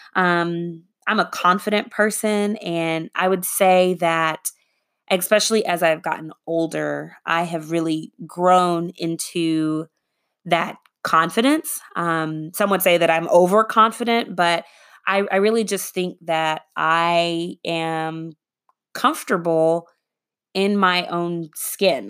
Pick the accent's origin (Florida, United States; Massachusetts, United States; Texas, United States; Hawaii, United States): Texas, United States; Arlington; also born or lived in Boston; I was raised in the Arlington, Texas area